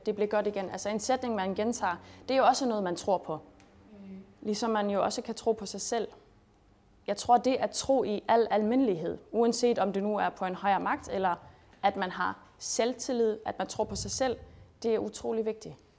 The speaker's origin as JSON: {"language": "Danish", "region": "Schleswig-Holstein", "country": "Germany", "tie": "born or raised there", "also_born_or_lived": "Denmark", "moved": "as an adult", "said": "jeg er født og opvokset i Sydslesvig"}